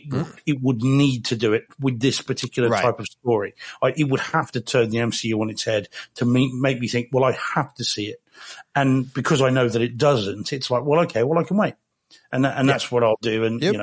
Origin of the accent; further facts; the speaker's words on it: New Zealand; now in United Kingdom; Someone said, I've got a fake Australian accent. I said, well, that's pretty good. I'm a New Zealander.